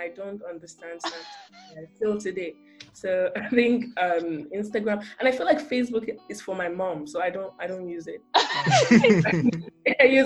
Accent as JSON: {"language": "English", "country": "Nigeria", "moved": "yes", "lives_now": "Germany", "said": "as a Nigerian"}